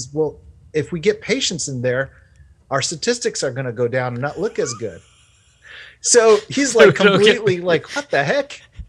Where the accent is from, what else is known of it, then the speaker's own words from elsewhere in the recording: France; I grew up in France. I was an American, but I grew up in France.